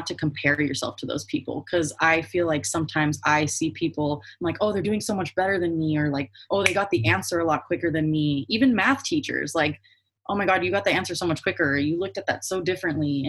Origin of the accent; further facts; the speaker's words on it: Palm Springs, California, United States; I grew up in like Palm Springs area